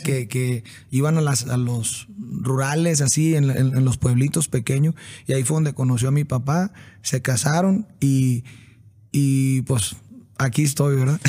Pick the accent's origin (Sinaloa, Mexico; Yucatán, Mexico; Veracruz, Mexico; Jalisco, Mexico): Sinaloa, Mexico; moved away; pues es mi raíz, soy de Sinaloa y a unas cuadras de la casa